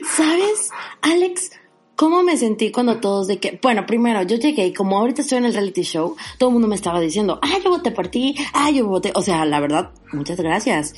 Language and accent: Spanish; Parás, Nuevo León, Mexico; also born or lived in Mexico City; now in Monterrey, Mexico; en Parás, de donde yo soy